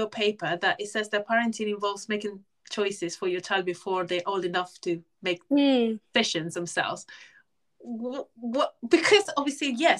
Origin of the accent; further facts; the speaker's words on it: Spain; moved away; I grew up in Spain, and in Spain it's very typical to pierce their ears.